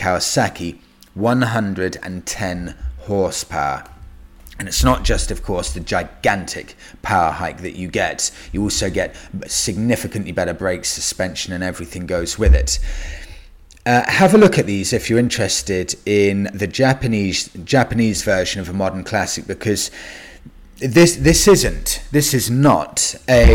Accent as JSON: {"language": "English", "country": "United Kingdom", "said": "as a British guy"}